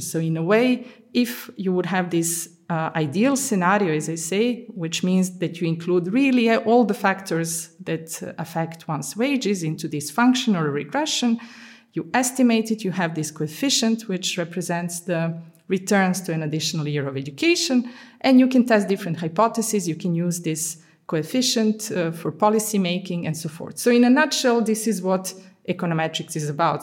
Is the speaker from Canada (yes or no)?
no; Serbia; moved away as an adult; also born or lived in Budapest, Hungary / Amsterdam, Netherlands / London, United Kingdom; now in Antwerp, Belgium; I'm originally from Yugoslavia. So I was born in Yugoslavia